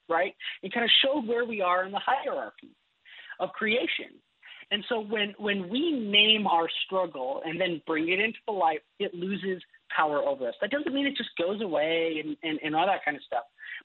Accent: Wisconsin, United States; moved away; I'm originally from Wisconsin

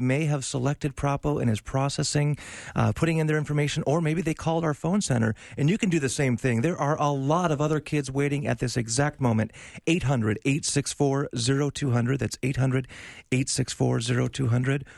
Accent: North Dakota, United States; I grew up in North Dakota.

